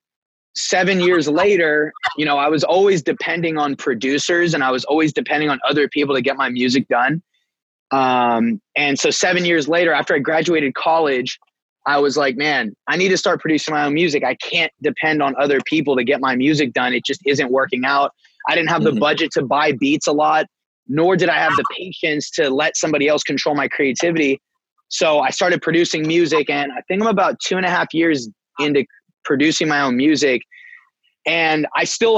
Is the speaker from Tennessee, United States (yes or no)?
no; Bay Area, California, United States; From California, from the Bay Area